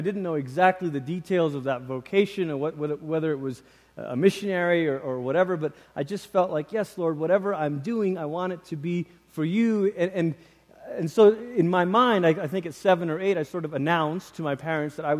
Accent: Malaysia; moved away; I grew up in Malaysia.

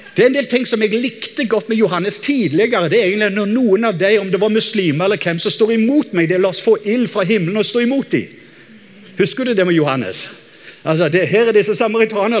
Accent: Norway; som en nordmann

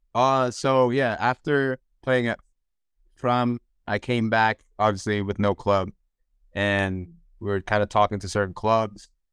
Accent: Houston, Texas, United States; also born or lived in Nigeria; I'm back in my hometown playing for the team I grew up playing

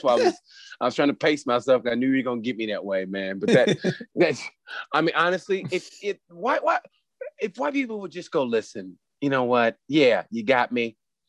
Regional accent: Oklahoma, United States; First of all, I'm from Oklahoma

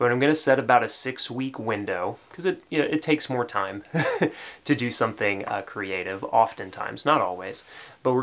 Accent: Tennessee, United States; accent: Tennessee; my Tennessee accent

